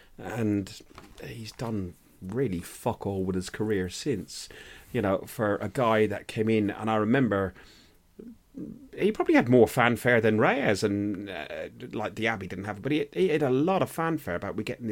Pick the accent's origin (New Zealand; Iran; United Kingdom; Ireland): Ireland; I'm an Irishman